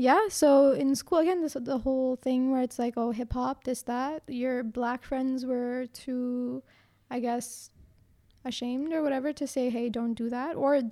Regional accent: Brampton, Ontario, Canada; Because I lived in Brampton.

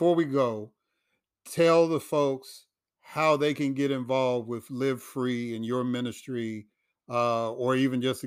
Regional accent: Chicago, Illinois, United States; moved away as an adult; also born or lived in Jackson, Mississippi; now in Atlanta, United States; I grew up in Chicago. I lived in Jackson, Mississippi for a long time, and now I'm in Atlanta

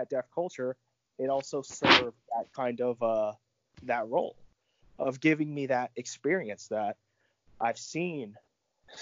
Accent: Central Virginia, United States; I'm from Central Virginia

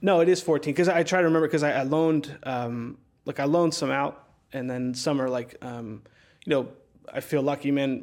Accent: central New Jersey, United States; moved away; my hometown, which is, like, this really small town in, uh, central New Jersey

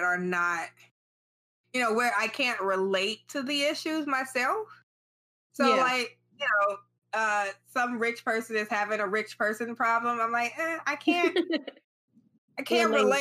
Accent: United States; as an American

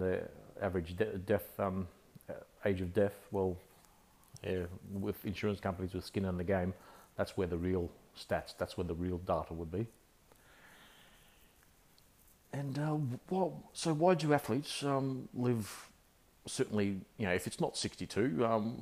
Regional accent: Australia; accent: Aussie; I'm an Australian. I guess many would guess with my accent that that I'm an Aussie

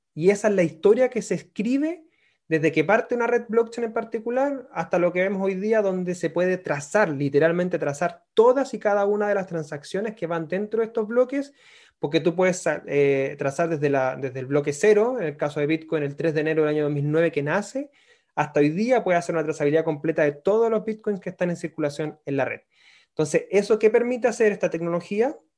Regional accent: Concepción, Biobío, Chile; moved away as an adult; now in Santiago, Chile; soy nacido en Concepción, me vine a Santiago después del terremoto, estaba trabajando en Concepción

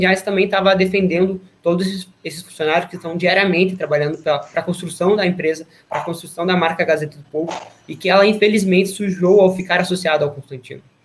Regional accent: Paraná, Brazil; nós somos do Paraná

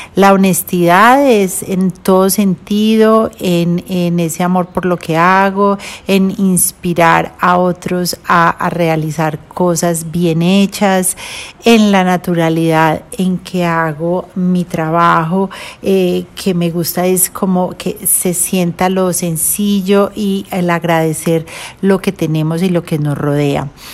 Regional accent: Medellín, Antioquia, Colombia; also born or lived in Cleveland, United States / Washington, D.C., United States; estuve hasta los tres años em, viviendo en Estados Unidos y ya me regresé para Colombia, donde estudié en, en Medellín, en el Colegio Pinares

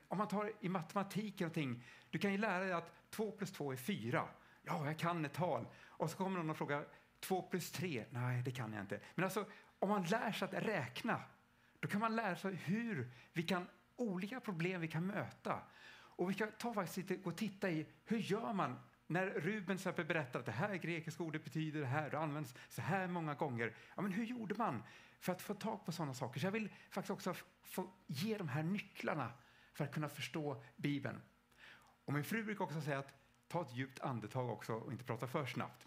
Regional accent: Stockholm, Stockholm County, Sweden; själv kommer jag från Stockholm.

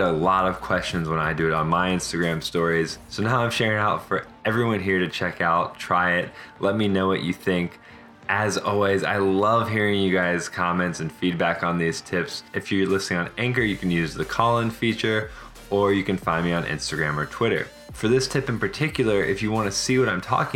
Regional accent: Virginia, United States; moved away as an adult; also born or lived in Alabama / Italy / Miami / Fort Lauderdale; now in Seattle, United States; I grew up in Virginia

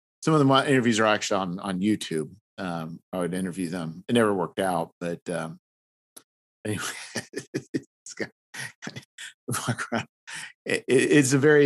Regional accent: about 2.5 hours south-west of Chicago, Illinois, United States; about 2.5 hours south of, like, south and west, but of Chicago

